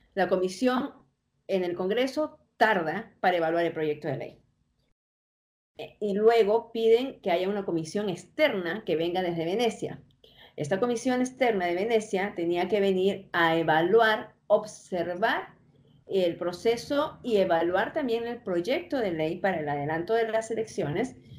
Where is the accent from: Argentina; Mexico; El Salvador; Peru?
Peru; now in United States; siendo yo peruana, pero viviendo en el extranjero